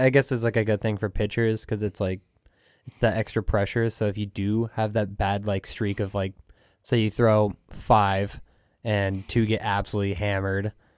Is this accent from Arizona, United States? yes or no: yes; Phoenix, Arizona, United States; now in Houston, United States; I'm originally from Phoenix, but from, from Houston